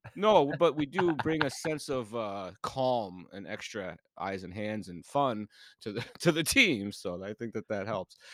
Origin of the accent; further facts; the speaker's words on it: Illinois, United States; when I grew up in Illinois as a kid